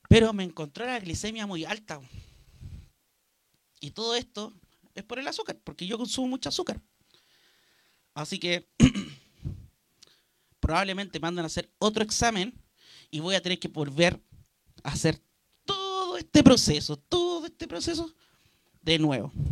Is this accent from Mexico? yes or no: no; Copiapó, Atacama, Chile; also born or lived in Santiago; yo soy criado acá en Copiapó, pero llegué cuando tenía 8 años acá. Yo nací en Santiago.